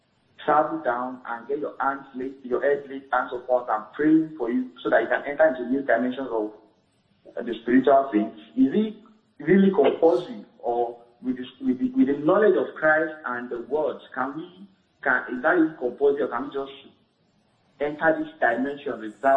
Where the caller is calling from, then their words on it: Texas, United States; I'm calling from Texas.